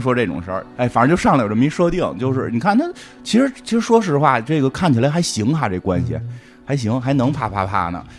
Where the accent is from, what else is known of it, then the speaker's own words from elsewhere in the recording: China; 就是我们中国人还在含蓄的